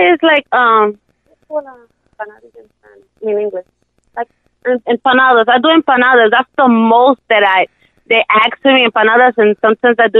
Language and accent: English; New York City, New York, United States; born or raised there